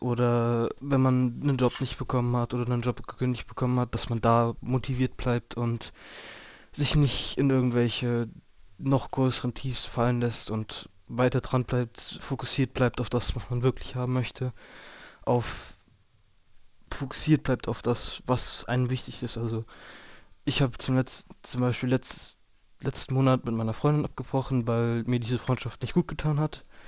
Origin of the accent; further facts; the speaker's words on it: Geisenheim, Hesse, Germany; ich komme aus Geisenheim am Rhein